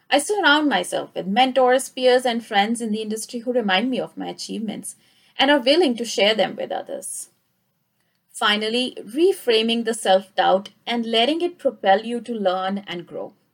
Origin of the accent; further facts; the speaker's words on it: India; moved away as an adult; now in Canada; I got a similar feeling when I immigrated from India to Canada 10 years ago.